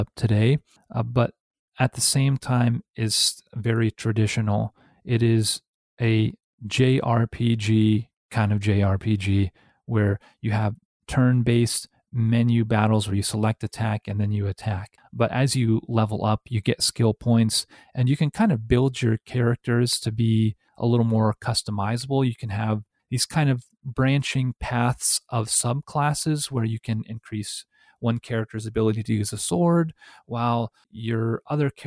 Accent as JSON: {"language": "English", "region": "Indiana", "country": "United States", "said": "Indianapolis, Indiana, which is my home state"}